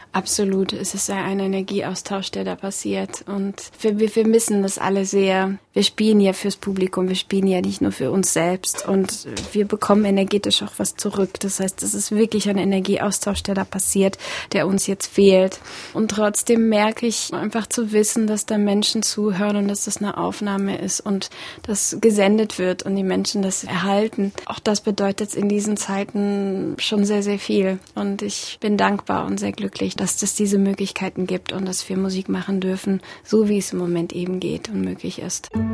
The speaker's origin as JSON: {"language": "German", "country": "Germany", "tie": "born or raised there", "also_born_or_lived": "Russia / Berlin", "said": "Ich bin schon mit acht Jahren nach Deutschland gekommen und ähm, ja, war da noch ein Kind"}